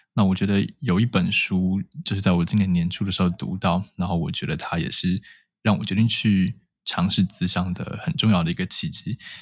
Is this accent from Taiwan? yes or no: yes; Taipei, Taiwan; 我是土生土长的台北人